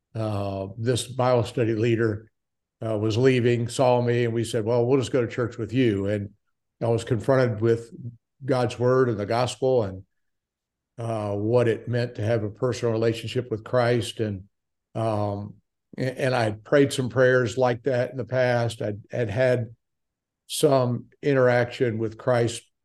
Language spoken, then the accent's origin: English; Daytona Beach, Florida, United States; moved away as an adult; also born or lived in Milwaukee; born in Daytona Beach, Florida, was a Floridian for twenty-seven years